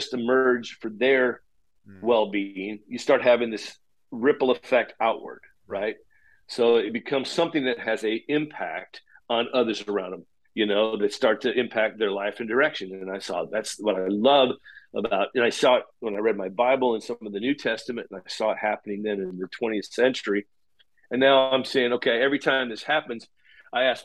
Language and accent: English; Paola, Kansas, United States; moved away as an adult; also born or lived in Chicago; now in Kansas City, United States; Kansas City was kind of my hometown where we'd grown up, just outside the southern part of the city, actually in rural in Payola, Kansas